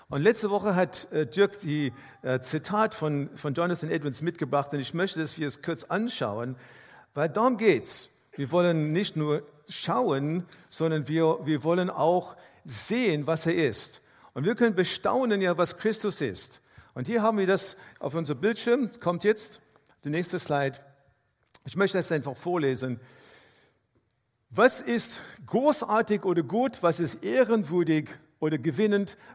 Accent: South Africa; Ich komme aus Afrika ursprünglich, aus Südafrika und wenn man äh, durch einen Wildpark fährt, dann ist es ganz wichtig, dass man schaut, welche Tiere man sieht.

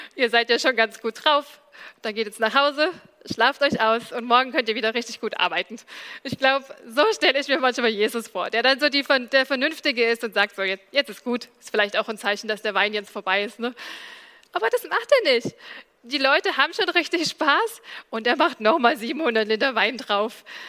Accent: Allgäu, Bavaria, Germany; now in Dresden, Germany; ich komme aus dem Allgäu

